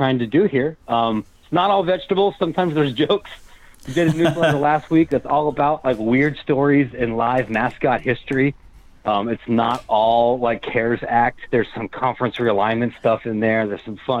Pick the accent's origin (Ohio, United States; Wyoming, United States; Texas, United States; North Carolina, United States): Ohio, United States; Columbus; I grew up in Columbus